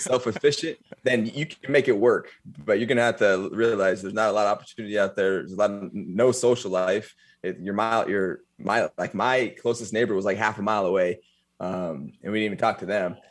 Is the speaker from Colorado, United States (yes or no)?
yes; Eaton, Colorado, United States; Eaton, Colorado